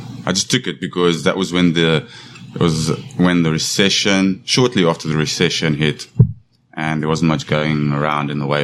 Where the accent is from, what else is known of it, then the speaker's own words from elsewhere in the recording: Bloemfontein, Free State, South Africa; moved away as an adult; now in South Korea; Bloemfontein. I was born in Bloemfontein. I grew up there